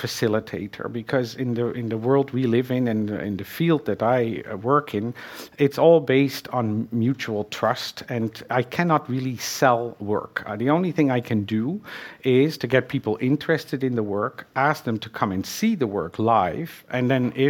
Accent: Netherlands; English is a second language; moved away; I'm from Holland and I learned French in school.

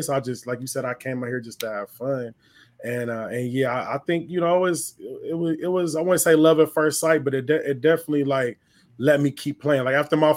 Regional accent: Los Angeles, California, United States; I'm from the San Fernando Valley, a little bit outside

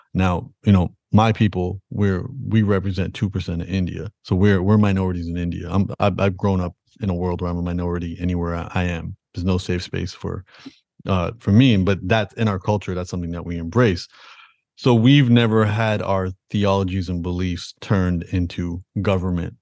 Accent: Toronto, Ontario, Canada; I was born in, in Toronto, Canada

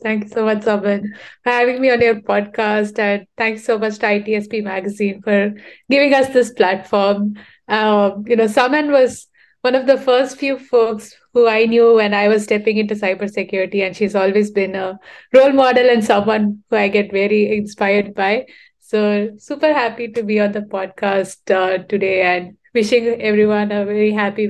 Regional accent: Chennai, Tamil Nadu, India; So I come from Chennai. It's in the southern part of India, a really hot, scorching place.

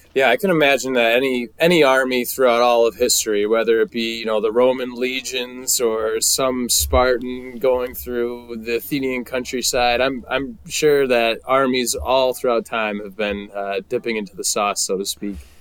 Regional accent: United States; most of us Americans

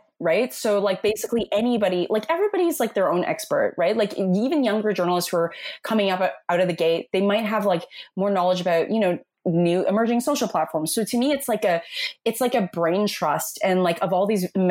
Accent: Toronto, Ontario, Canada; also born or lived in New York City, United States; I'm born and raised in Toronto

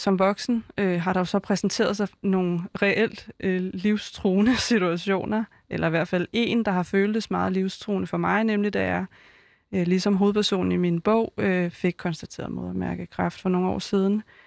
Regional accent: Vestegnen, Capital Region of Denmark, Denmark; jeg er jo fra Vestegnen

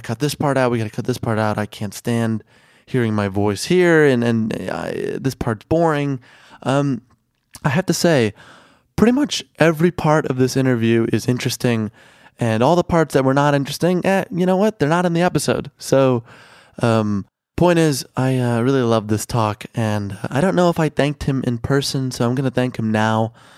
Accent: Chicago, Illinois, United States; moved away; I grew up in Chicago

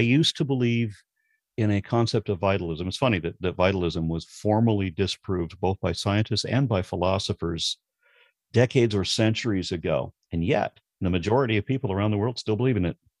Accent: Los Angeles, California, United States; I grew up in Los Angeles, or I was a kid in Los Angeles

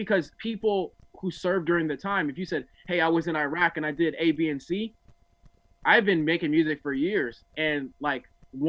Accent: Newark, New Jersey, United States; You know, I come from Newark, New Jersey, one of the worst places, things like that.

